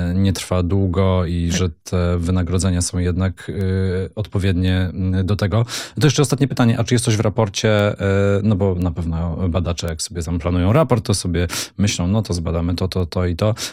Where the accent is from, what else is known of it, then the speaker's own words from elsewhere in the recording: Silesian Voivodeship, Poland; jestem Ślązakiem